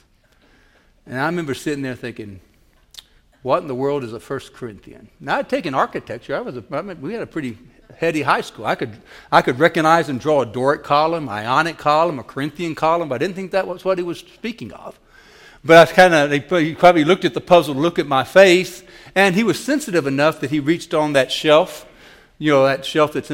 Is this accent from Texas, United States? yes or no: no; Nashville, Tennessee, United States; I was born and raised in Nashville, Tennessee.